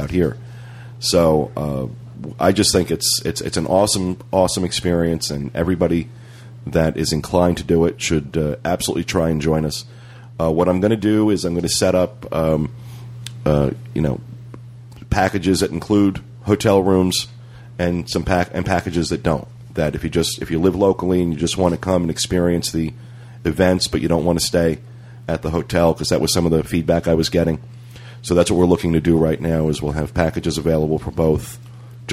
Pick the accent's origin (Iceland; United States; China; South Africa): United States; also born or lived in New Jersey; now in Orlando, United States; I come from New York and New Jersey